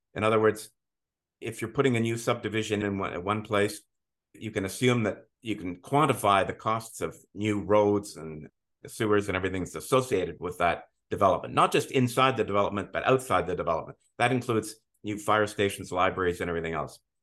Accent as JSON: {"language": "English", "town": "Montreal", "region": "Quebec", "country": "Canada", "tie": "born or raised there", "moved": "as an adult", "lives_now": "Ontario, Canada", "said": "I'm originally from Montreal. I grew up in, in Montreal."}